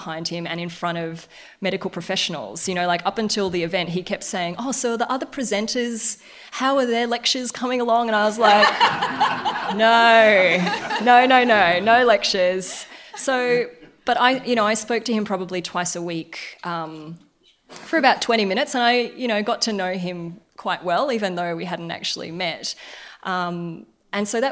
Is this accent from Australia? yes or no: yes; Darwin, Northern Territory, Australia; I grew up in Darwin